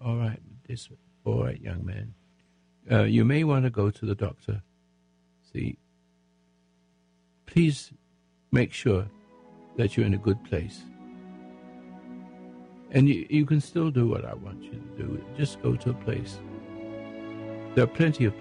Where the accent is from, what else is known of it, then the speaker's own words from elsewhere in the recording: England, United Kingdom; now in United States; I'm an Englishman, become American